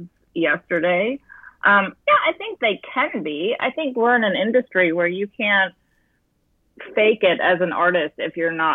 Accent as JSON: {"language": "English", "town": "Fayetteville", "region": "New York", "country": "United States", "tie": "born or raised there", "said": "I grew up in upstate New York out of Syracuse in a little place called Fayetteville, New York"}